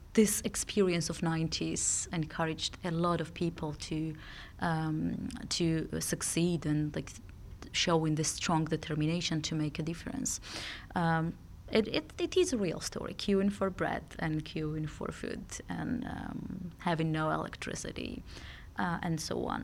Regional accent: Georgia; also born or lived in Sweden; I'm grown up in Georgia, and it was nineteen nineties.

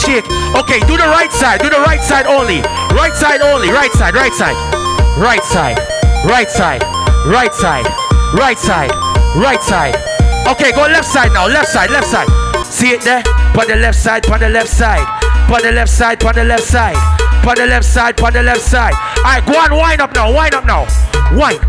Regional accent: Jamaica; I'm a Jamaican

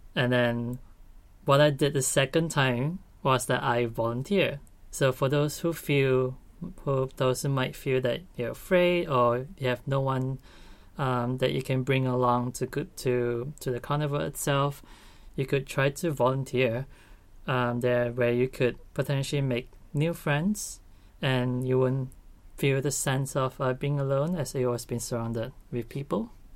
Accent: Malaysia; moved away as an adult; now in Australia; I'm from Malaysia and I'm currently studying my Master's

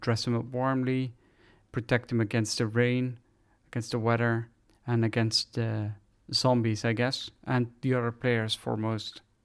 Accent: Netherlands; English is a second language; I'm from the Netherlands

